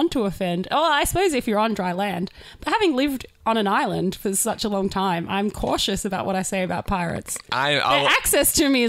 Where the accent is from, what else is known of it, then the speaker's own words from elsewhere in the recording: Australia; Americans go wild when they find out I'm Australian. They're like, oh, you guys' accents are so cute.